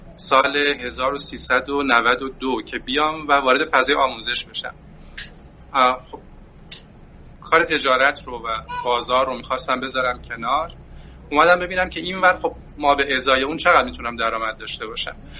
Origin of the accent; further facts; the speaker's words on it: Qaem Shahr, Mazandaran, Iran; moved away as an adult; also born or lived in Gilan; در استان مازندران من بله در استان مازندران دوران کودکیم رو گذروندم